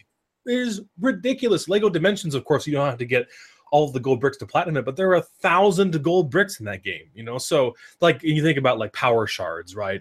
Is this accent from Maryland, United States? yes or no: no; Oregon, United States; I grew up in Oregon